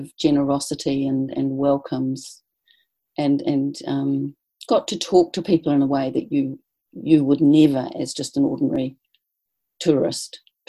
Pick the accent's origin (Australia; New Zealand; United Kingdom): New Zealand; moved away as an adult; So I was about 26 or 27, I think, when we landed in London, and realizing that we weren't actually British.